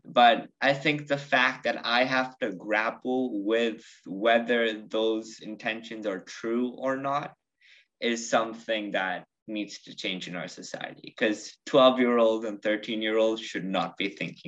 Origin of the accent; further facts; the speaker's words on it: United States; I'm from the United States, but I identify more as Indian.